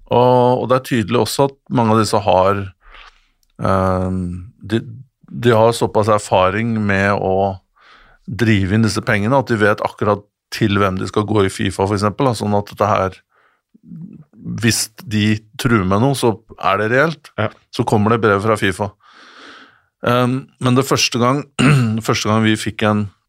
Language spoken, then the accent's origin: Norwegian; Norway; som nordmann